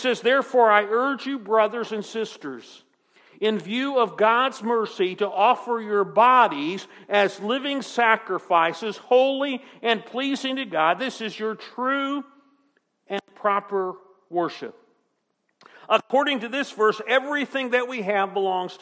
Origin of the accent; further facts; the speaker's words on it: United States; American citizens